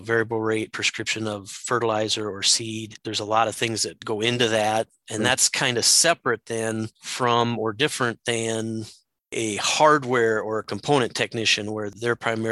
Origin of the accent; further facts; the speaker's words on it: Southwest Wisconsin, United States; moved away as an adult; now in Minnesota, United States; I'm originally from Southwest Wisconsin